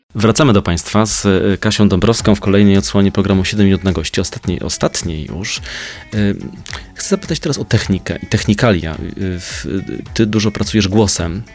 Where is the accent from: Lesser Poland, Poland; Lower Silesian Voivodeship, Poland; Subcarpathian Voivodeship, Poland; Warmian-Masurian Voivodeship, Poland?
Lesser Poland, Poland; Kraków; ja z Krakowa jestem